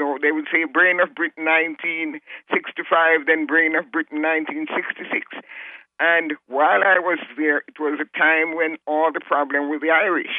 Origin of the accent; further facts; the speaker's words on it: Kingston, Jamaica; I am from Jamaica. Good old history and geography.